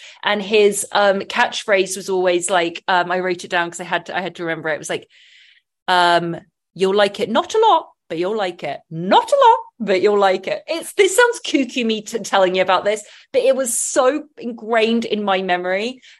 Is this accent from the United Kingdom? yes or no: yes; England, United Kingdom; Growing up in England, it was real 90s.